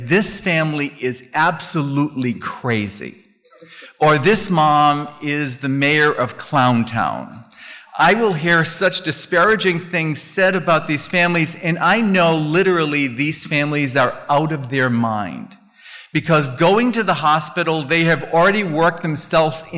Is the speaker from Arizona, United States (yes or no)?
yes; Phoenix, Arizona, United States; I'm from Phoenix